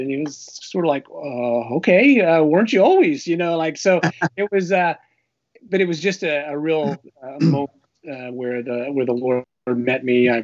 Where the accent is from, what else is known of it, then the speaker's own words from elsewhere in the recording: Pennsylvania, United States; I grew up in Pennsylvania